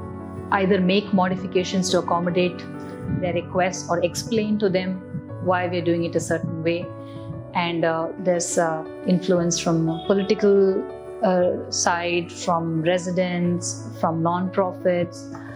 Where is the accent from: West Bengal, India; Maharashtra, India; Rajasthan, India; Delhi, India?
Delhi, India; also born or lived in Chennai / Jabalpur / Secunderabad; Some years in Jabalpur, that's in Madhya Pradesh, in Secunderabad, and then in Delhi. So that's where I finished my high school.